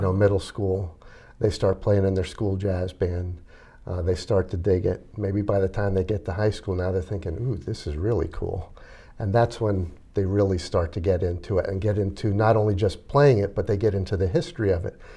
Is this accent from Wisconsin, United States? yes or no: no; Reading, Pennsylvania, United States; I grew up in Reading